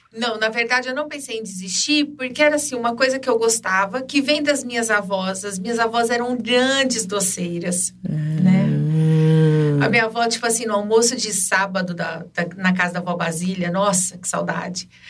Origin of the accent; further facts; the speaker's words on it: Ribeirão Preto, São Paulo, Brazil; also born or lived in Jardinópolis; Nasci aqui em Ribeirão Preto, por um tempo fui morar em Jurucê